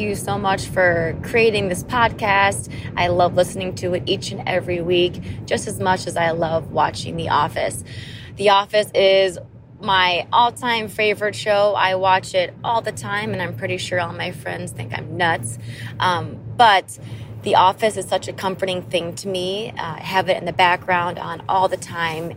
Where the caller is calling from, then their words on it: Madison, Wisconsin, United States; I am calling from Madison, Wisconsin